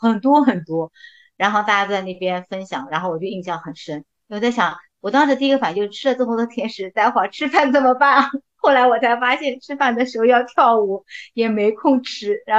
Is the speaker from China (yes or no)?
yes; Shanghai, China; first language Chinese; 一场是在乡下，因为我是本地人。